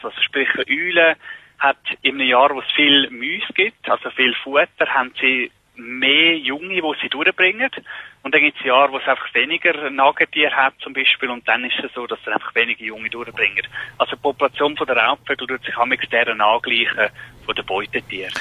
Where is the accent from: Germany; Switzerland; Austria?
Switzerland; bei uns in der Schweiz